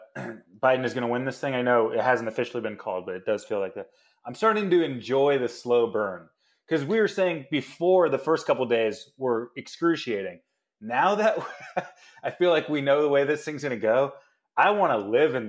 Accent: Virginia, United States; Look, it's my hometown. It's just, this is my friends and family.

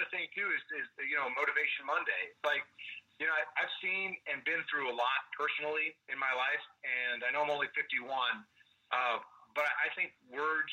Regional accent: Kansas City, United States; also born or lived in Southern California; now in North Texas, United States; we grew up in Kansas City

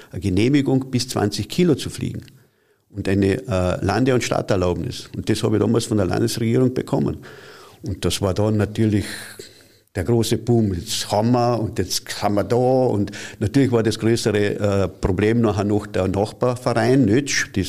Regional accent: Carinthia, Austria; Es gibt ja ein Flugzeugwerk hat es gegeben bei uns in Kärnten und das war in Seeboden bei Milstadt.

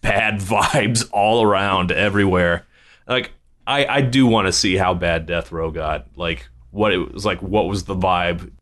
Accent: Virginia Beach, Virginia, United States; also born or lived in West Coast (born); now in California, United States; a Virginia Beach kid

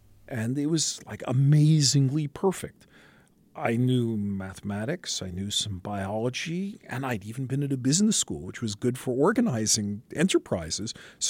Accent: New York City, New York, United States; I'm a kid from Brooklyn, New York, born on Flatbush Avenue, went to high school in Manhattan at Stuyvesant High School

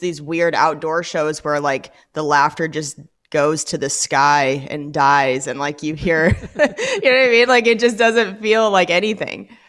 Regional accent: Washington, United States; born or raised there; moved away as an adult; also born or lived in Los Angeles

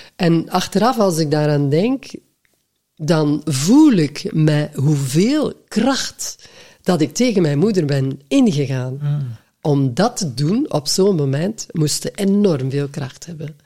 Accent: West Flanders, Belgium; accent: West Flemish; first language West Flemish; moved away as an adult; also born or lived in Antwerp; ik als West-Vlaming

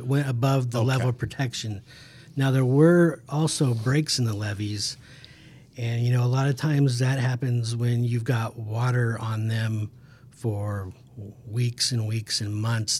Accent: Emporia, Kansas, United States; I'm from Emporia, Kansas

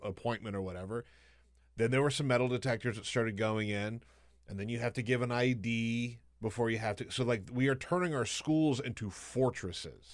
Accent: the South, United States; moved away; also born or lived in Alabama / South Carolina; I grew up in the South, Alabama and South Carolina

